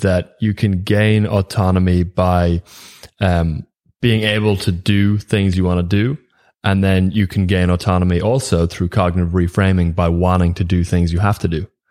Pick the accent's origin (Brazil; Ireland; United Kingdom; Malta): Ireland; being Irish